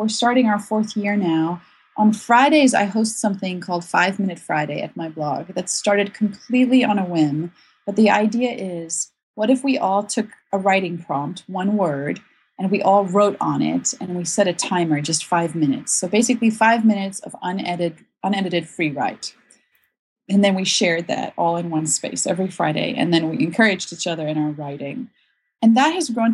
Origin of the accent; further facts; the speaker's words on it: South Africa; moved away; I'm from South Africa originally, and my whole family live there still